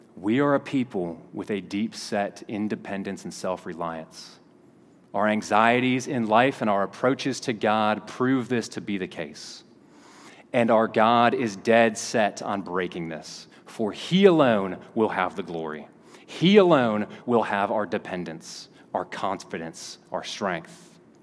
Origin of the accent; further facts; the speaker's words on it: Kentucky, United States; moved away; I was a kid from Kentucky